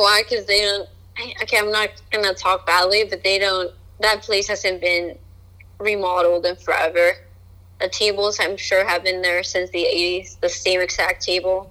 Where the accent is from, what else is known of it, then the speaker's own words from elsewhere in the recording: Colombia; moved away; when I was growing up in Colombia